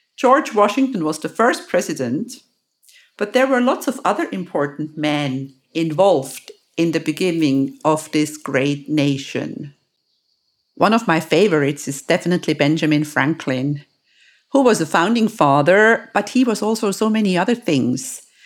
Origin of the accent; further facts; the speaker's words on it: Lucerne, Switzerland; in my home country, in my actual hometown, Lucerne